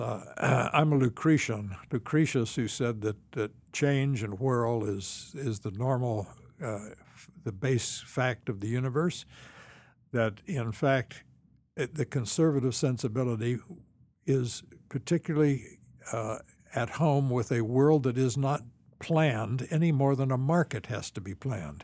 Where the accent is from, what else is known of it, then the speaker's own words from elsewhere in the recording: Champaign, Illinois, United States; moved away; also born or lived in Washington; I grew up in Champaign, Urbana.